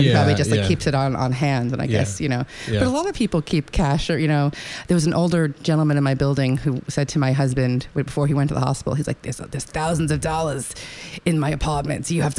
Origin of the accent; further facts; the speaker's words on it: New York, United States; Yes, I was born on Long Island.